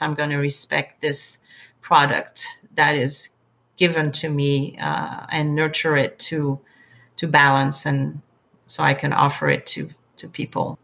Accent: France; moved away as an adult; also born or lived in England; now in Texas, United States; I was born and raised in France

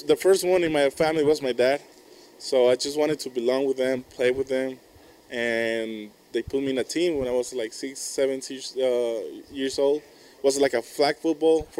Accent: Mexico; moved away as an adult; now in United States; I can go back to my home country

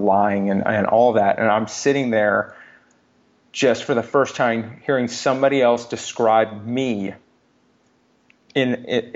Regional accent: Texas, United States; I grew up in Texas.

